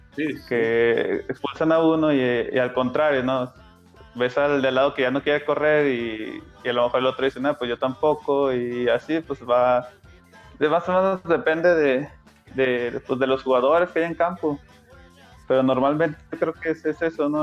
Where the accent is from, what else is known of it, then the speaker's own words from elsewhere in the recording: Comarca Lagunera, Mexico; yo soy, soy lagunero, soy canterano de Santos